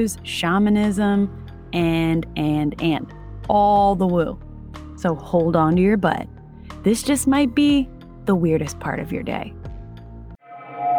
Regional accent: Delaware, United States; I am from Delaware

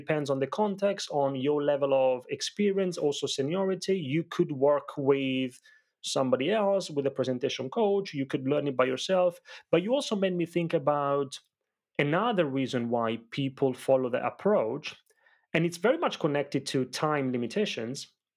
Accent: Italy; moved away; growing up in Italy, I grew up in a family of very small business owners

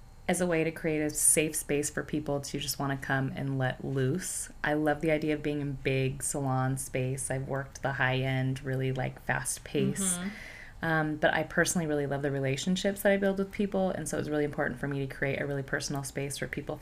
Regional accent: Reno, Nevada, United States; I'm originally from Reno.

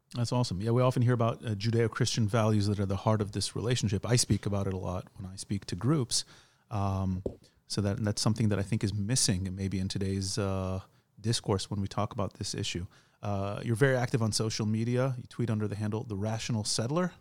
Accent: United States; now in Israel; We're two Jewish guys. We grew up in America. We live in Israel

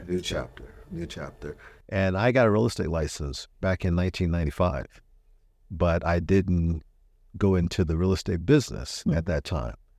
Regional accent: Richmond, California, United States; also born or lived in Arkansas; I was in the third grade when I got here, so I'm I'm really from Richmond

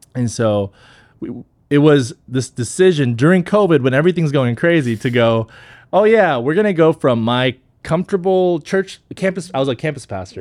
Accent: Texas, United States; also born or lived in South Korea; came to the States when I was five

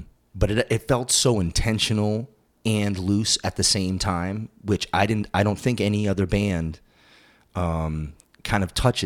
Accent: East Coast, United States; And then I growing up on the East Coast, I saw them a number of times

